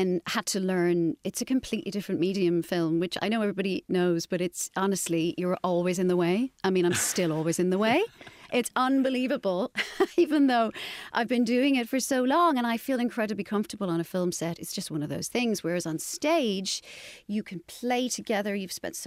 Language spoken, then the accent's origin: English; Carrick-on-Suir, Munster, Ireland; moved away; also born or lived in Dublin; I grew up in Carrick and Shore in County Tipperary and had a very, you know, normal, lovely Irish upbringing.